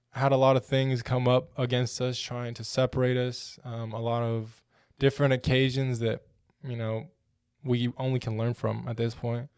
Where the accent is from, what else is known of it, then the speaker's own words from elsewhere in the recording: Odessa, Texas, United States; I'm from West Texas, small town in West Texas, Odessa. smallish town